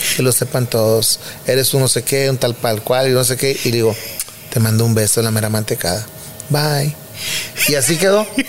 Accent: Guadalupe, Nuevo León, Mexico; que de ahí nací yo, ahí en Villa San Miguel en Guadalupe

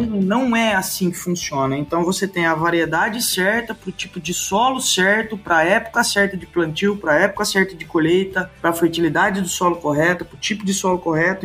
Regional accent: Itápolis, São Paulo, Brazil; moved away as an adult; also born or lived in Botucatu / Horizontina / Catanduva; eu nasci em Itápolis, né, que é interior de São Paulo. É, minha família sempre morou em sítio

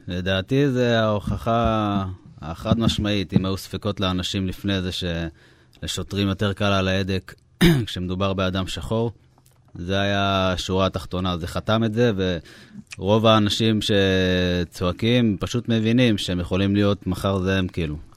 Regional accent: Hod HaSharon, Central District, Israel; אנחנו גרים באותה, גרנו באותה שכונה, גדלנו ביחד

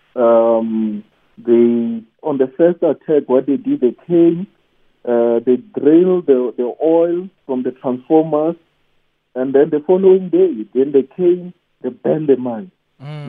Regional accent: Soweto, Gauteng, South Africa; I was born in Soweto and raised in Soweto

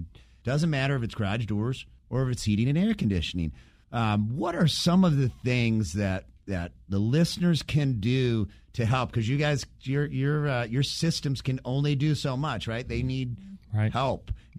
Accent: Michigan, United States; now in Georgia, United States; I'm from Michigan originally

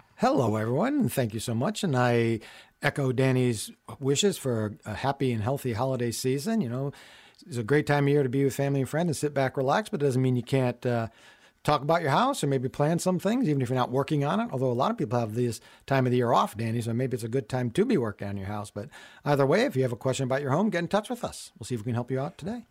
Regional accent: Connecticut, United States; I grew up in Connecticut

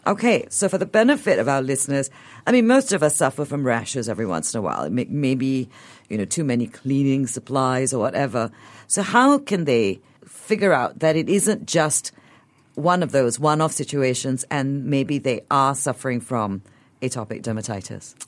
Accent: Malaysia; I'm Eurasian and I grew up in Malaysia

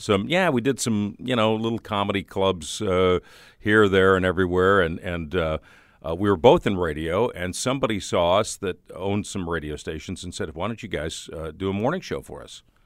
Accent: Highland Park, Illinois, United States; moved away as an adult; also born or lived in Evanston, Illinois / New Mexico; now in Saint Louis, United States; I grew up in the Chicagoland area

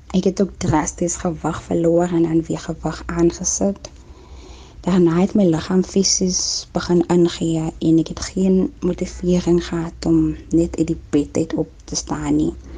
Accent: Kraaifontein, Western Cape, South Africa; also born or lived in Klein Karoo; Ek is gebore in Zouwaar in die Klein Karoo en ek is 'n baie trotse plaaskind. Ek het egte groot geword in Kraaifontein

